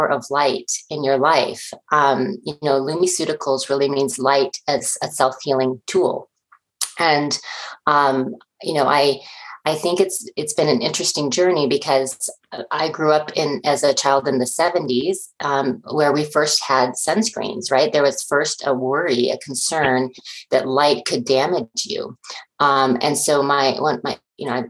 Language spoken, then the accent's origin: English; Boulder, Colorado, United States; moved away as an adult; also born or lived in Chapel Hill, North Carolina; I grew up in Boulder, Colorado, which is a lovely place to grow up